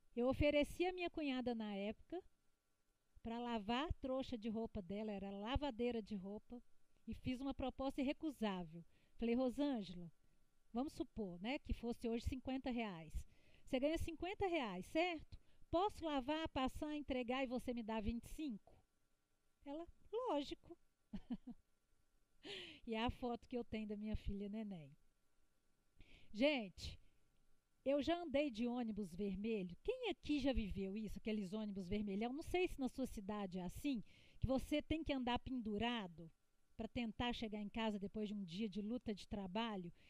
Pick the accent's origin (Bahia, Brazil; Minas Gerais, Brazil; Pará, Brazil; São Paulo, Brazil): Minas Gerais, Brazil; Belo Horizonte; accent: mineiro; meu sotaque é de mineira? Não? Pois é, eu sou de Belo Horizonte, eu sou mineira